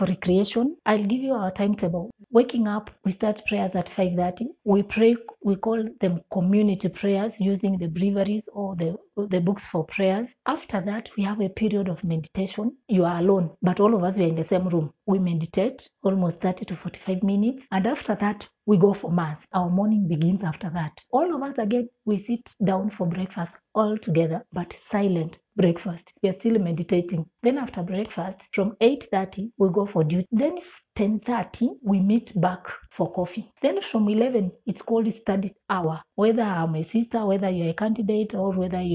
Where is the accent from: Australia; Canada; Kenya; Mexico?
Kenya; Eastern Province; moved away as an adult; also born or lived in Western, Kenya; now in Nairobi, Kenya; I come from Eastern.